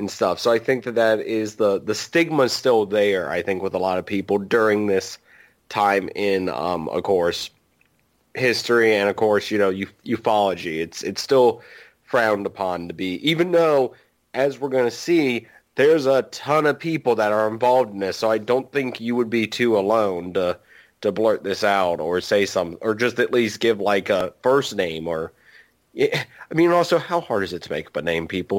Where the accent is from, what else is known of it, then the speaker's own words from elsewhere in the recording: Virginia, United States; I am from, I am from Virginia. We're really close to West Virginia